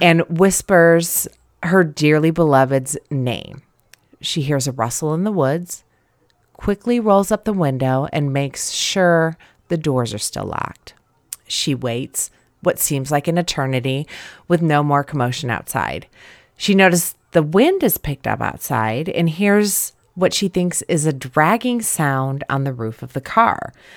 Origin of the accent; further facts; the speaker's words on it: right outside of Chicago, Illinois, United States; I grew up right outside of Chicago